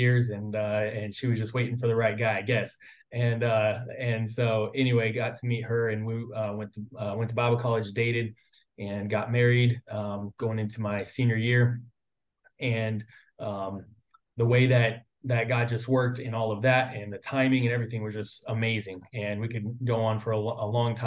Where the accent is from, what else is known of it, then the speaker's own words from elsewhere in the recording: Southern California, United States; I grew up in Southern California. I'm originally from here.